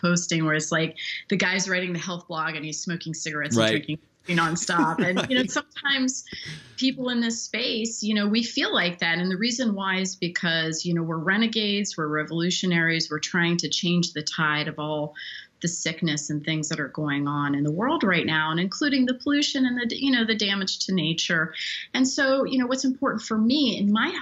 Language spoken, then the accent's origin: English; Pittsburgh, Pennsylvania, United States; moved away as an adult; now in New York City, United States; I come from Pittsburgh, Pennsylvania, from an island in the Ohio River